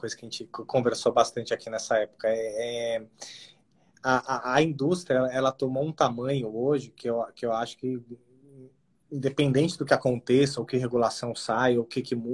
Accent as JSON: {"language": "Portuguese", "country": "Brazil"}